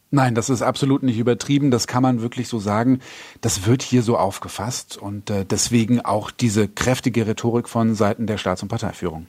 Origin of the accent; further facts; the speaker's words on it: Germany; now in China; wo ich herkomme. Ich sage aus Deutschland